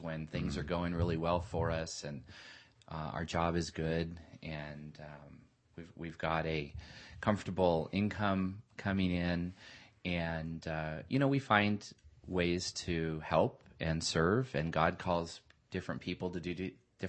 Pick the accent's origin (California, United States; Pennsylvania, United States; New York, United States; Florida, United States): California, United States; Southern; I grew up in Southern California